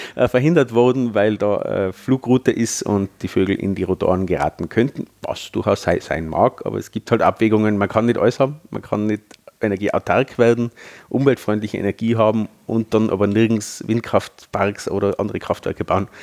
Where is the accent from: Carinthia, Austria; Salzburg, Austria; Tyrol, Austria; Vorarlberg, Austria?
Tyrol, Austria; bei uns in Tirol